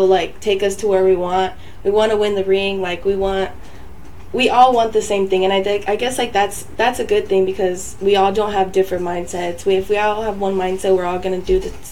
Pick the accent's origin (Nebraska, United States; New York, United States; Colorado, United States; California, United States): California, United States; Los Angeles; moved away; I'm from